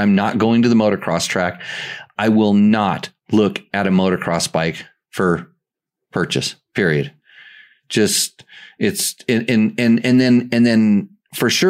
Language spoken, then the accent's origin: English; United States; we're American